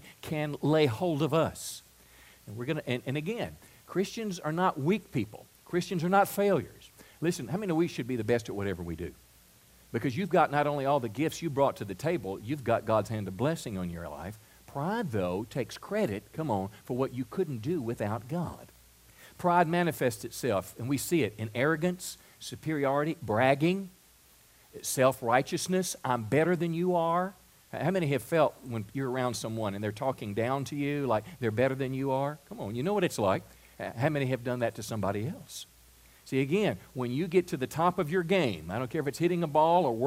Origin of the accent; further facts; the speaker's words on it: Mississippi, United States; moved away as an adult; also born or lived in California; I'm from Mississippi, and I'd meet people in California, and when I would tell them that I was from Mississippi